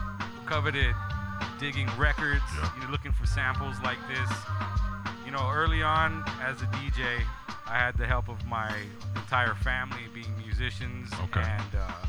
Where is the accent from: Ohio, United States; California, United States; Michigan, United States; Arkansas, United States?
California, United States; I was born in the 626. In fact, when I was born, it was the 818.